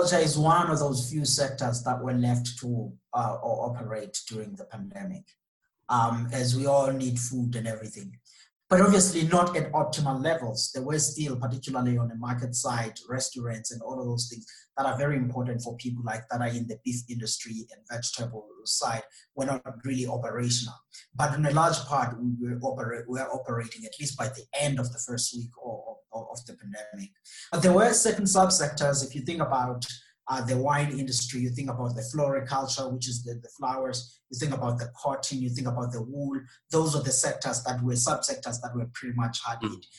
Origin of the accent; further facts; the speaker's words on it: South Africa; as a South African